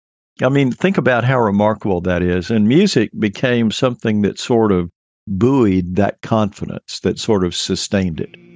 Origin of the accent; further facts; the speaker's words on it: Mobile, Alabama, United States; I was living in Alabama when the decade started in Mobile down on the Gulf Coast. And I was in junior high school, which is what we called it then, when the 1960s began.